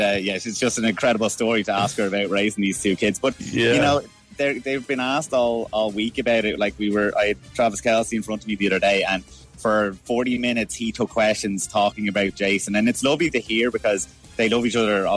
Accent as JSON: {"language": "English", "country": "Ireland", "said": "we have as Irish people"}